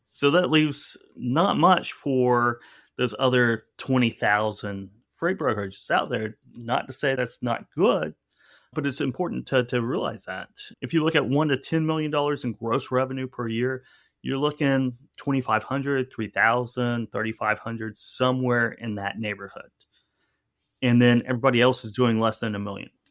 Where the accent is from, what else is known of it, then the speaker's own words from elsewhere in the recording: Owasso, Oklahoma, United States; moved away as an adult; also born or lived in New Orleans / New York; I grew up in Tulsa, Oklahoma, or just outside of Tulsa, Oklahoma, and it's, and a, a town, at that time it was a pretty small town, Owasso, Oklahoma